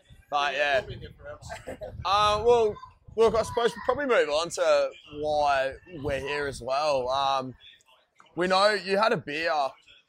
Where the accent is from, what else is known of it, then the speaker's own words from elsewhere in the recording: Queensland, Australia; I get a lot of shit for it for being a Queenslander